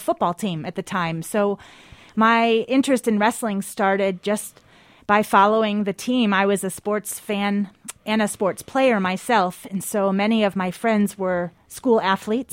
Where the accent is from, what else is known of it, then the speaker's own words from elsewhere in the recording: Spencerport, New York, United States; moved away; I am from a small town, uh, west of Rochester, New York